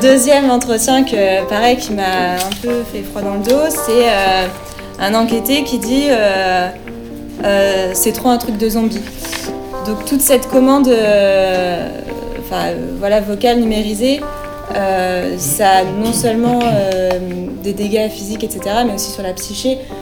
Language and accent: French; Lyon, Auvergne-Rhône-Alpes, France; en tant que Lyonnais et Lyonnaise